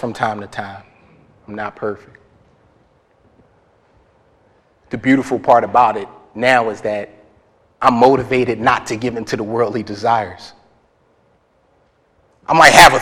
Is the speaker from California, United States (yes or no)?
no; Philadelphia, Pennsylvania, United States; I'm from Philly. And the type of neighborhood that I grew up in, it required a lot of fighting